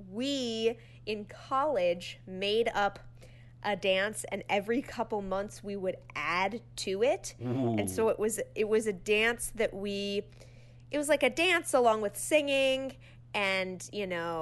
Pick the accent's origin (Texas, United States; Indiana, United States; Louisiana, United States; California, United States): California, United States; Southern; I'm from Southern California